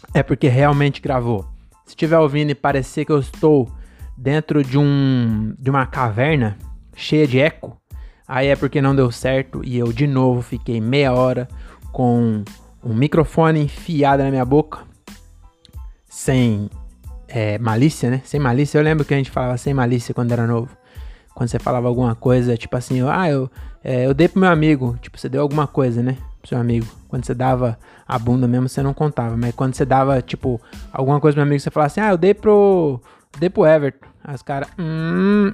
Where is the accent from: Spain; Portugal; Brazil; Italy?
Brazil; São Paulo; also born or lived in Cajamar; eu moro aqui desde que eu nasci aqui em São Paulo, no estado de São Paulo, né? Mas é bem perto de São Paulo